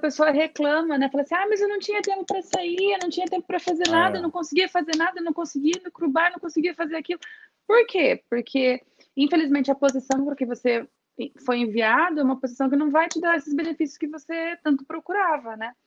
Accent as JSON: {"language": "Portuguese", "town": "Registro", "region": "São Paulo", "country": "Brazil", "first_language": "Portuguese", "said": "Eu venho de uma cidadezinha do interior de São Paulo. Registro tem menos de 100 mil habitantes"}